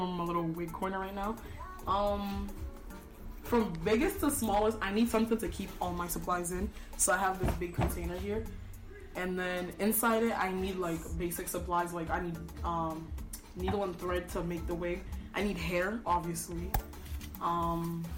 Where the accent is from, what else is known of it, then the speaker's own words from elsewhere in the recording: Nigeria; now in Salem, United States; I'm also Nigerian